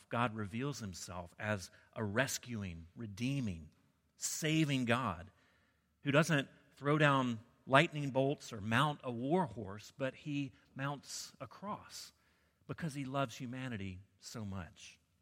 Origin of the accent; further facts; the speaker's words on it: the South, United States; I grew up in the South